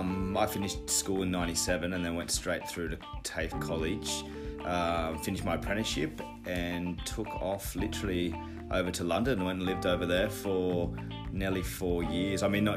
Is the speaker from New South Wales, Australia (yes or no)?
yes; Kingscliff, New South Wales, Australia; So I mean, growing up in paradise, it's inevitable that you're g